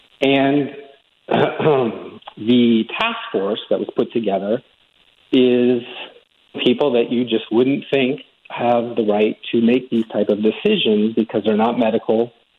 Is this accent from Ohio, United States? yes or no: no; California, United States; But over the 22 years that I've been here, I came from California, similar situation at the time when I was starting my career, just a young guy out of college.